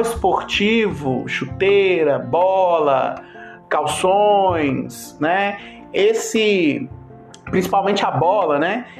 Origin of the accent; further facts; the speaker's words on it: Brazil; como bom brasileiro é, que sou